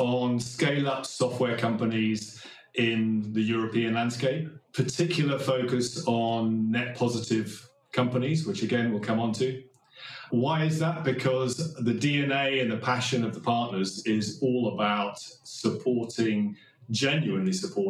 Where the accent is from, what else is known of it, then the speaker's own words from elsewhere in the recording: Kenya; born there; also born or lived in Nigeria / Thailand / Australia / Sweden; I was born in Kenya. I lived in Nigeria, Thailand, Australia, Sweden.